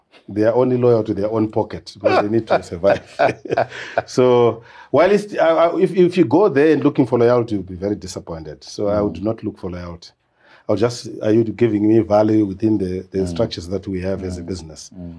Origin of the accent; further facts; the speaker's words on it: Chivi, Masvingo, Zimbabwe; also born or lived in Matabeleland; So I was born in Chivi, that's Masingo. Grew up there, stayed there for a very long time.